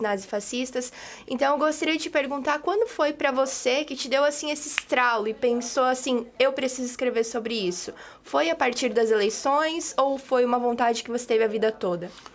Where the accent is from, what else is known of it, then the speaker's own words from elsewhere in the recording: interior of Santa Catarina, Brazil; eu sou do interior de Santa Catarina também.